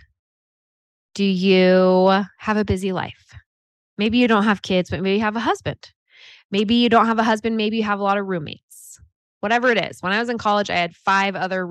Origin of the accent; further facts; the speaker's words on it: Half Moon Bay, California, United States; also born or lived in Chico, California; I grew up in California. And a little town, little surf town called Half Moon Bay